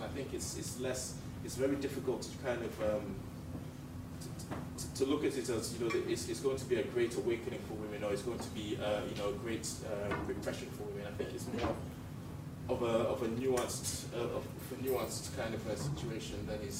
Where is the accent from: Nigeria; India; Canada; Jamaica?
Nigeria; I am Nigerian